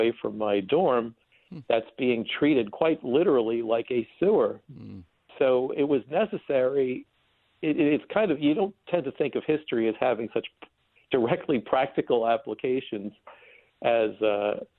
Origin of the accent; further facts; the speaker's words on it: Long Island, New York, United States; also born or lived in Queens, New York; we moved a little bit east to Long Island. And I grew up in a typically suburban household